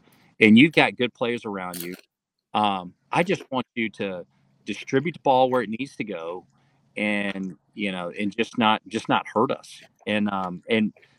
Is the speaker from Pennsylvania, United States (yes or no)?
no; Gwinnett County, Georgia, United States; I was born and raised in Gwinnett County.